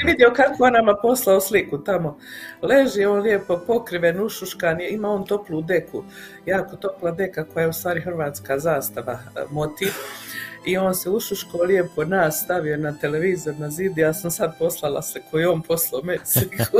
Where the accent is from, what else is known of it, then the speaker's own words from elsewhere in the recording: Mostar, Federation of Bosnia and Herzegovina, Bosnia & Herzegovina; now in Calgary, Canada; kod nas u Mostaru